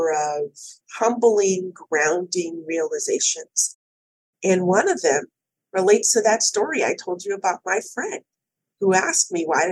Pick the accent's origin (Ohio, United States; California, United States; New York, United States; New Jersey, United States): California, United States; I was born and raised in California